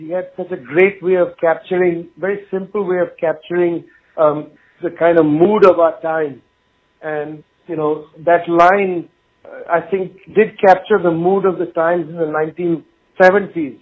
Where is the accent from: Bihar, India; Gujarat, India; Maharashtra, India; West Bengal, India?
West Bengal, India; Kolkata; in Calcutta, the town where I was born in West Bengal, India